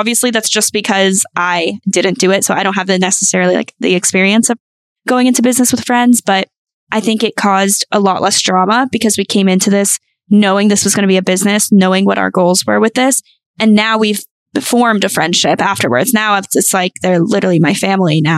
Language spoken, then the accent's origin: English; North Carolina, United States; moved away; I am from North Carolina. So my family's all there.